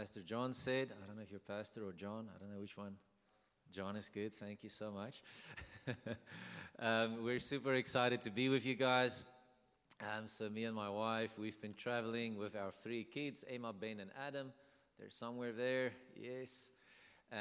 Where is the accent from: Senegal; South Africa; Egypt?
South Africa; English is a second language; So we are South African. We're born and bred South African